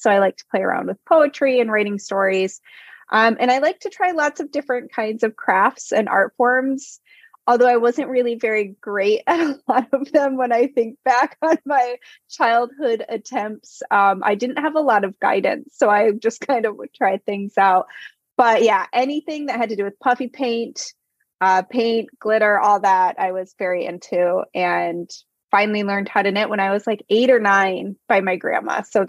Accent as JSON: {"language": "English", "town": "East Lansing", "region": "Michigan", "country": "United States", "tie": "born or raised there", "said": "East Lansing. So right near the Capitol."}